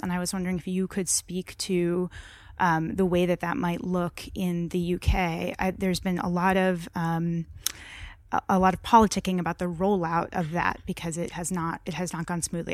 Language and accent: English; California, United States; moved away; I'm from California